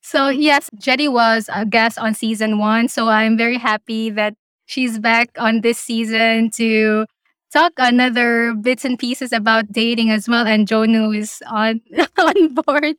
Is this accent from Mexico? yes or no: no; Philippines; now in Australia